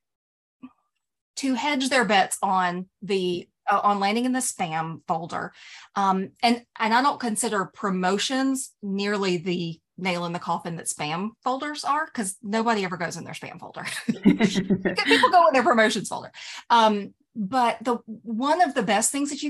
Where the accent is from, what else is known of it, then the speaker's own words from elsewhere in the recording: the South, United States; I'm from the South